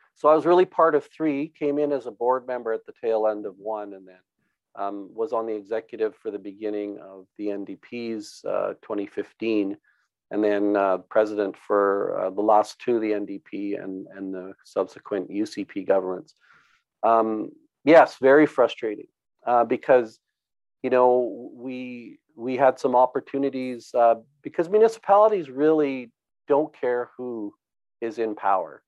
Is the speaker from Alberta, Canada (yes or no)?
yes; Brooks, Alberta, Canada; born and raised on a farm uh, here north of Brooks. Um, did all my schooling in the area